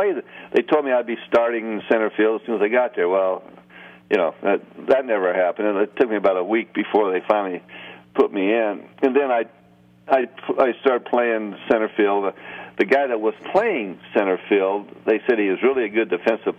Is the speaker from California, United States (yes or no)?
yes; Long Beach, California, United States; growing up in Long Beach